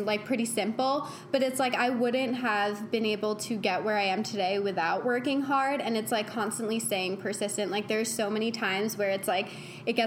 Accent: New York, United States; moved away as an adult; now in Los Angeles, United States; I was originally from New York

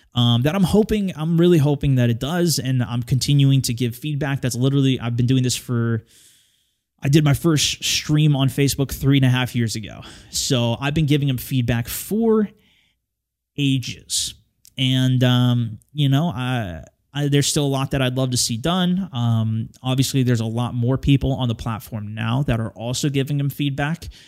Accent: California, United States; moved away as an adult; now in Portland, United States; I'm originally from California

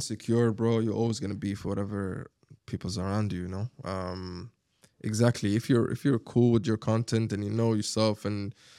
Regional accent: Sharjah, United Arab Emirates; English is a second language; also born or lived in Abu Dhabi; I grew up in Sharjah, right?

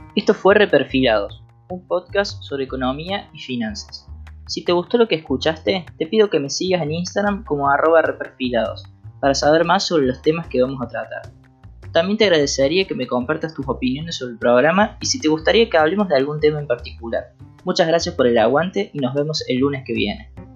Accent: Argentina; los mismos argentinos

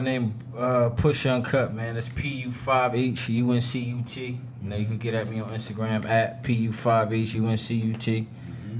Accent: Trenton, New Jersey, United States; also born or lived in Brooklyn, New York / Queens, New York; I was born in Brooklyn, New York, mm-hmm. but I'm from Perry Street, Trent, New Jersey.

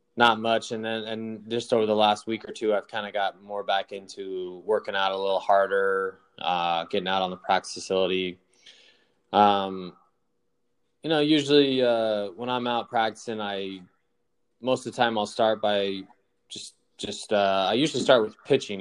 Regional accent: Nebraska, United States; growing up in Nebraska

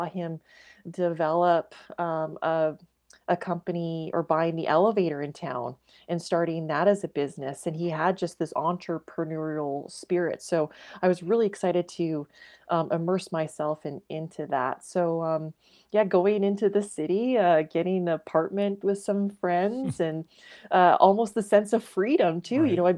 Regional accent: Watrous, Saskatchewan, Canada; And I just loved growing up in Watrous.

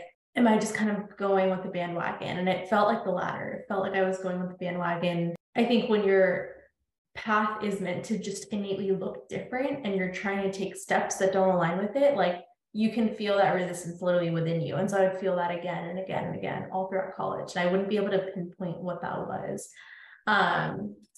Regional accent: Northern Virginia, United States; also born or lived in India; I grew up in Northern Virginia, born in India, grew up in Northern Virginia, moved here when I was like 3 years old

